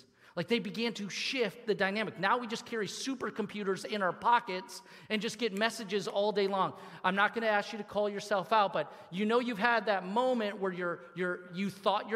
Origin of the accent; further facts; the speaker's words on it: Troy, Michigan, United States; When I was a kid, I grew up here in Troy, and I used to play soccer here in Birmingham